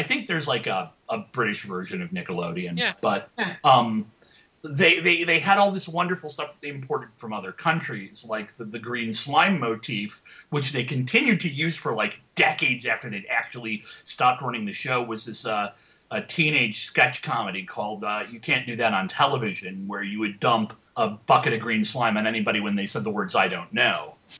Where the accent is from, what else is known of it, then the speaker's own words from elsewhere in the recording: United States; One of the neat things about being an American kid and like 8 years old in the early to mid 80s America